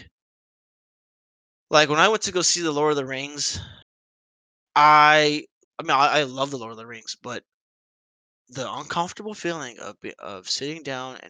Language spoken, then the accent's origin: English; Dallas, Texas, United States; I grew up in South Oak Cliff